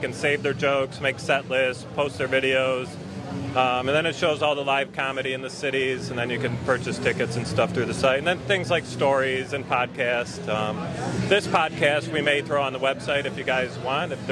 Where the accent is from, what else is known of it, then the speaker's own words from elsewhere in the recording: Detroit and Ann Arbor suburbs, Michigan, United States; moved away as an adult; now in Fort Myers, United States; I grew up in the Detroit and Ann Arbor suburbs.